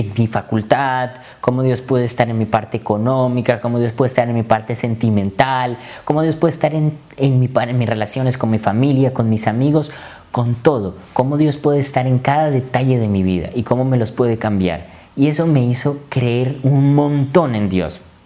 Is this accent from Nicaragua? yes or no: no; Colombia; moved away as an adult; vengo de Colombia y vine acá a estudiar medicina